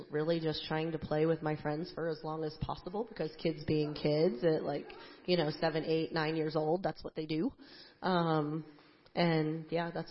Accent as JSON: {"language": "English", "region": "New Jersey", "country": "United States", "tie": "born or raised there", "said": "Um, well, I grew up in New Jersey, and every single summer I would come back to Pennsylvania to stay with my grandparents"}